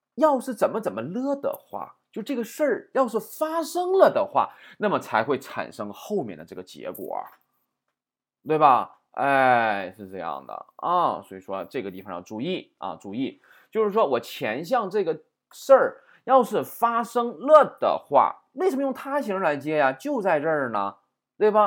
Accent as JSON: {"language": "Chinese", "country": "China", "said": "我们中国人"}